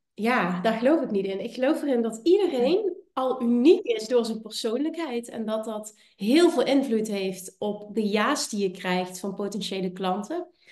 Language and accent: Dutch; Limburg, Netherlands; Ik kom uit Limburg, ik heb een accent